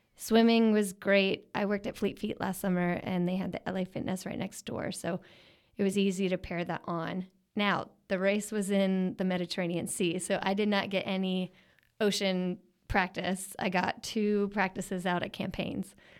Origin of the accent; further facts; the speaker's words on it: Philadelphia, Pennsylvania, United States; growing up in Philly